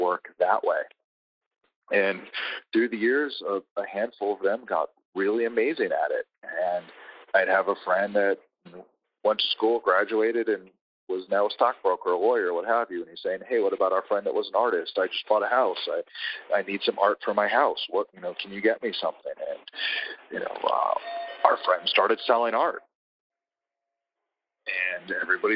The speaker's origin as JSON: {"language": "English", "area": "D.C.", "region": "District of Columbia", "country": "United States", "tie": "born or raised there", "said": "growing up outside of Washington, D.C."}